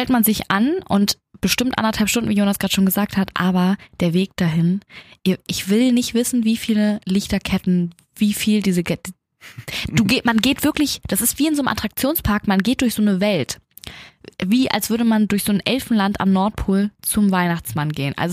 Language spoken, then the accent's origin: German; Germany; konnte plötzlich Deutsch sprechen, als ich meinte, ich komme aus Deutschland.